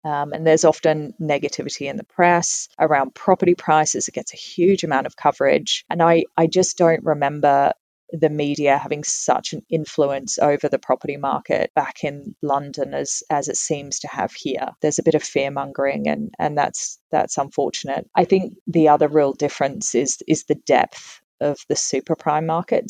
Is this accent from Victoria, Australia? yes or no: no; Tasmania, Australia; moved away as an adult; also born or lived in United Kingdom; I was born and raised in Tasmania um, and I got on a plane and left when I was 18